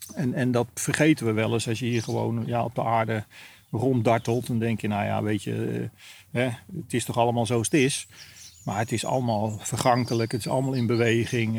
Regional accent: Netherlands; als Nederlander

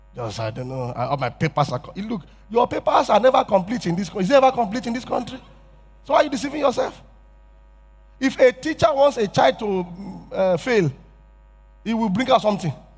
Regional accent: Yorubaland, Nigeria; I'm from Yoruba tribe

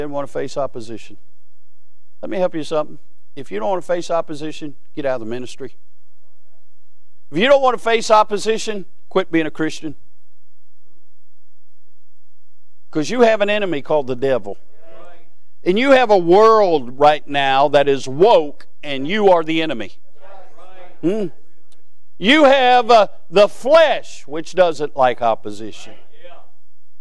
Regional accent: United States

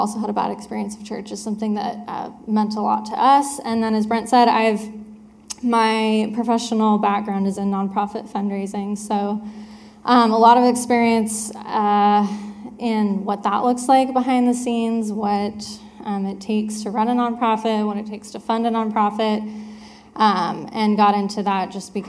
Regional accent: Richland, Washington, United States; also born or lived in Spokane, Washington / Alaska; I grew up here in Richland, Washington

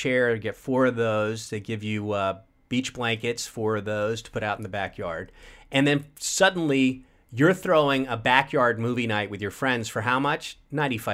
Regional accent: Tampa Bay area, Florida, United States; also born or lived in New York; now in Los Angeles, United States; I grew up in the Tampa Bay area of Florida

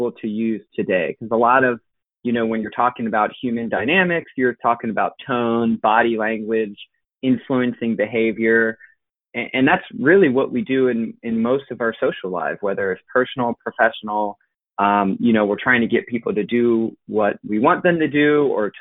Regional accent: Cincinnati, Ohio, United States; I'm from Cincinnati originally and grew up always being into sports

